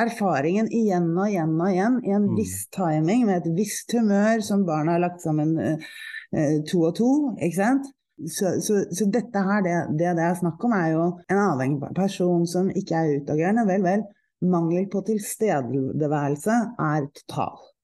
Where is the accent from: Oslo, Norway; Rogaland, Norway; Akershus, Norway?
Oslo, Norway; also born or lived in Nesodden; Jeg er, eh, jeg er fra Oslo. Jeg er oppvokst i eh, teatermiljøet